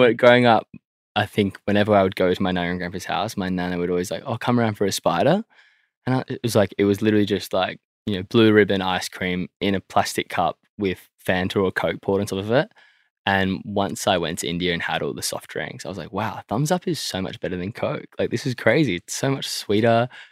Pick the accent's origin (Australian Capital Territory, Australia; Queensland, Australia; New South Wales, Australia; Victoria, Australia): New South Wales, Australia; Sydney; I grew up in Croydon Park.